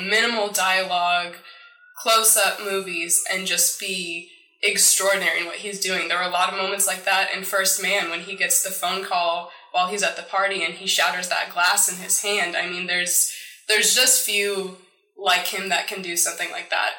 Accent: Houston, Texas, United States; I'm from Houston

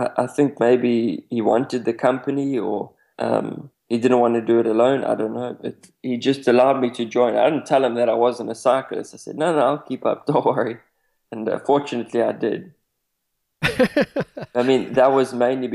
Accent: South Africa; even though I come from South Africa, I hadn't seen much of Africa

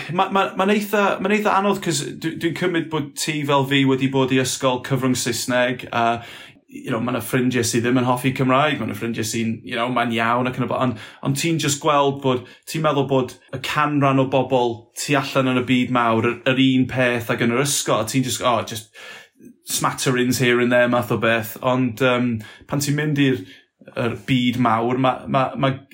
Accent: Flintshire, Wales, United Kingdom; first language English; Welsh is a second language; also born or lived in Aberystwyth; tyfu fy ni yn, yn hen Sir Flint yma, coed llai oedd enw'r y, y, pentre, ac eto oedd y ambell i berson yn siarad Cymraeg, ond oedden ni ddim yn siarad Cymraeg yma nhw, uh, ond oedd ddim Cymraeg yn y teulu

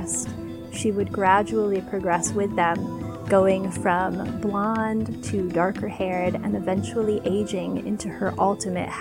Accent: United States; I'm American

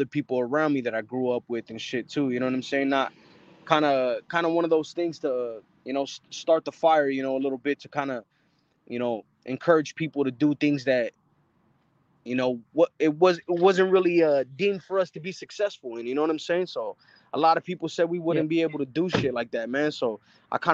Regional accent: Avondale, Arizona, United States; I'm from Avondale, Arizona. Right. It's a small little city.

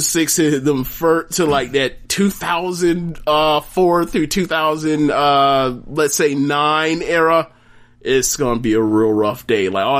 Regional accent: South Carolina, United States; I represent the whole Atlanta. I'm from South Carolina.

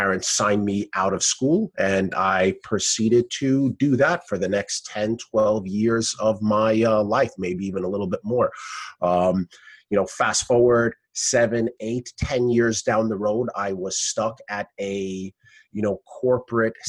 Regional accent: New York City, New York, United States; I am from Brooklyn, New York, born and raised

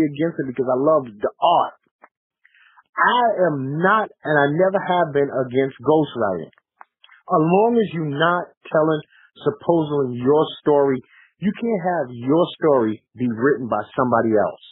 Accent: New York, United States; I'm from New York

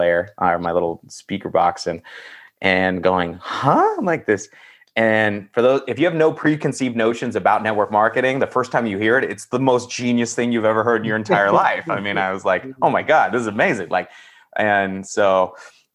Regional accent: Northern California, United States; moved away as an adult; also born or lived in San Francisco Bay Area / Los Angeles; now in Phoenix, United States; I was born in the Bay, but I grew up in the sticks in Northern California.

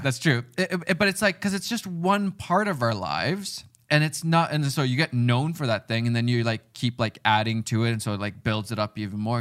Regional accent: Finland; moved away; I grew up in Finland.

